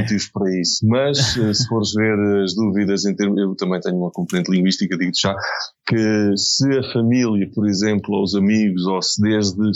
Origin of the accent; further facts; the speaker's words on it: Fundão, Centro, Portugal; moved away as an adult; also born or lived in Coimbra; now in Lisbon, Portugal; eu nasci no Fundão, vim, depois tive, ainda vivi 10 anos em Coimbra e já cheguei com 27, 28 anos a Lisboa.